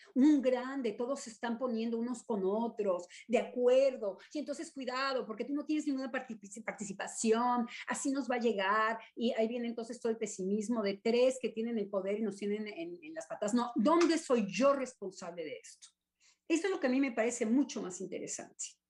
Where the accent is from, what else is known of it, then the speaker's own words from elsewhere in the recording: Mexico; now in France; yo soy profundamente mexicana